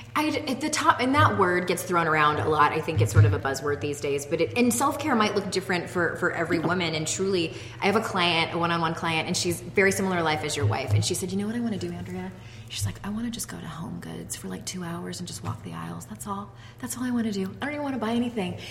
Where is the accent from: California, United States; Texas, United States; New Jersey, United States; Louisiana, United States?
California, United States; San Diego; moved away as an adult; now in Utah, United States; when we moved from my hometown of San Diego to the state of Utah